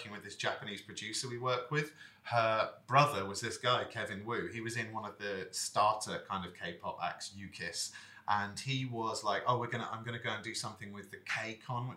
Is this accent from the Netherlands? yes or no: no; England, United Kingdom; moved away; as English guys that have lived here